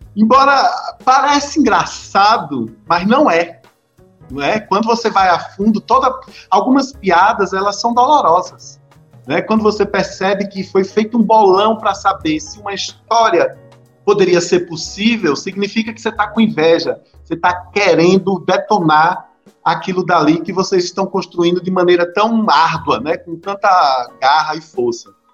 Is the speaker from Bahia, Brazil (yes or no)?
yes; Juazeiro, Bahia, Brazil; Eu falo da Bahia, eu sou de Juazeiro, do outro lado Petrolina